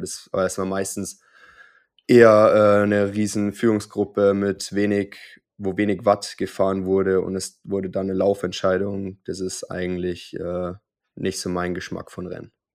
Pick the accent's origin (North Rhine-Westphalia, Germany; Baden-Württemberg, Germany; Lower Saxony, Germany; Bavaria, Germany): Bavaria, Germany; Unterwössen; in Unterwössen, wo ich aufgewachsen bin